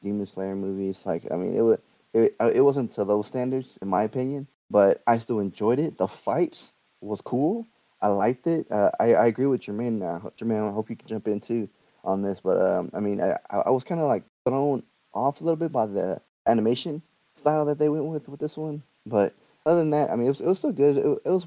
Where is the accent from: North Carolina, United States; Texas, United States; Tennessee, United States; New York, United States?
Texas, United States; I'm from Texas.